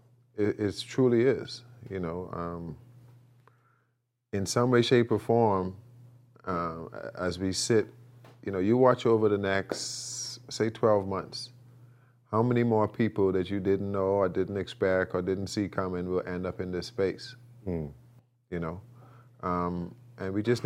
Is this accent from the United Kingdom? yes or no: no; Bahamas; moved away; I'm from the Bahamas